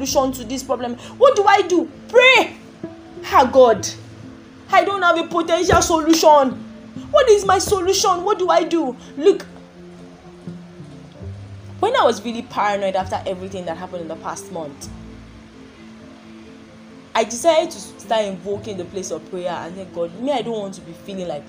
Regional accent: Nigeria; I'm from Nigeria

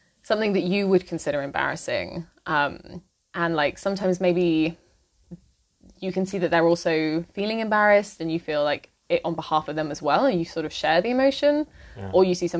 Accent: United Kingdom; moved away as an adult; now in Berlin, Germany; I grew up in the UK and moved to Germany, well, to Berlin, a couple of years ago

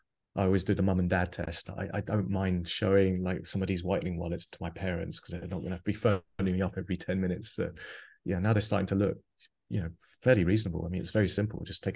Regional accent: Biarritz, Nouvelle-Aquitaine, France; born there; I have a French mother. I mean, I think I told you my mum actually lives. I was born in Biarritz.

